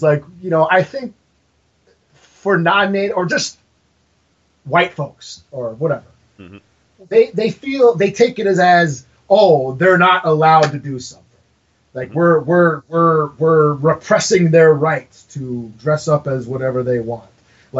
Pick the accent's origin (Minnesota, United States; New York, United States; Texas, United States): Minnesota, United States; Minneapolis–Saint Paul; here in Minnesota, I'm from Minnesota, the Twin Cities